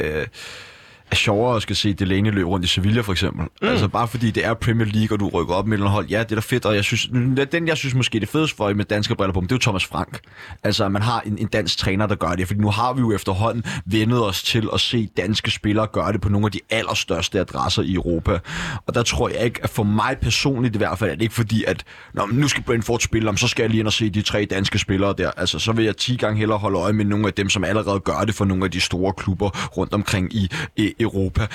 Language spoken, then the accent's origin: Danish; Denmark